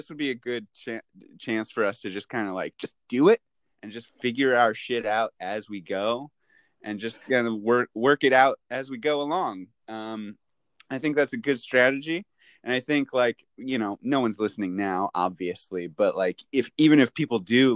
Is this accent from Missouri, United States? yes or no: yes; St. Louis, Missouri, United States; moved away as an adult; now in Japan; I'm from St. Louis, Missouri. And I grew up there